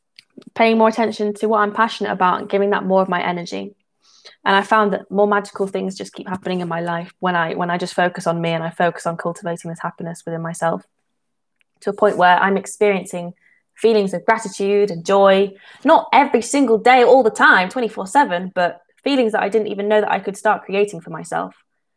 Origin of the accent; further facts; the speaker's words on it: England, United Kingdom; I'm from England.